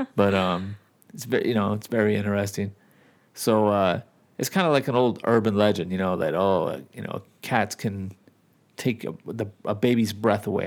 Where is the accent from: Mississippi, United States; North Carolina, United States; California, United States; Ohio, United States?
California, United States; Southern; moved away as an adult; now in Nevada, United States; I'm from California and the, and I've lived in Nevada for a long time